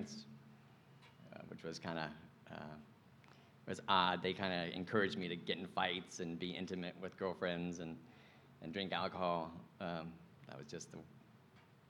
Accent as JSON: {"language": "English", "town": "Venice", "region": "Florida", "country": "United States", "tie": "born or raised there", "said": "I was born and raised in Venice, Florida"}